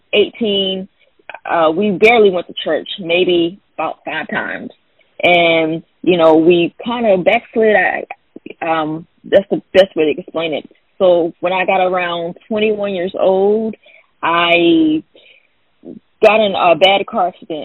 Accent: Fayetteville, North Carolina, United States; now in South Carolina, United States; I'm actually from Fayetteville, North Carolina, which is a military town

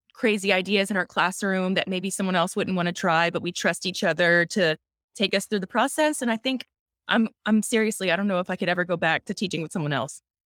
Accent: South Louisiana, United States; born and raised in South Louisiana

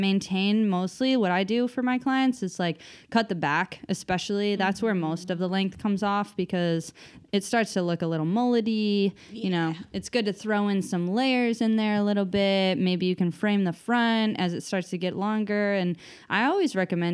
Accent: Massachusetts, United States; moved away; also born or lived in Oregon; I'm originally from Massachusetts

